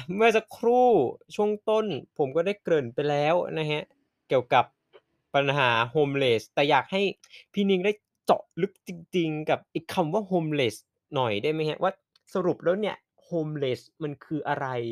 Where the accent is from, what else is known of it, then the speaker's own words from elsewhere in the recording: Bangkok, Thailand; คนกรุงอย่างผมเอง